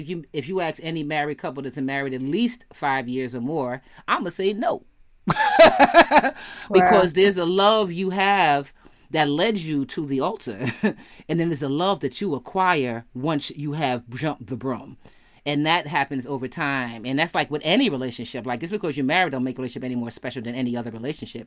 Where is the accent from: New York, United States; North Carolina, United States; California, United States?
New York, United States; I'm from New York